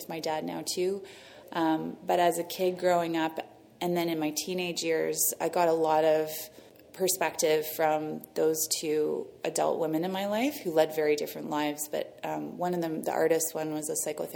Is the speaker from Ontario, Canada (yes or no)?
yes; Toronto, Ontario, Canada; moved away as an adult; also born or lived in New York City; I'm from Toronto, downtown in the Annex in Trinity Bellwood. So I grew up first on Albany Avenue in the Annex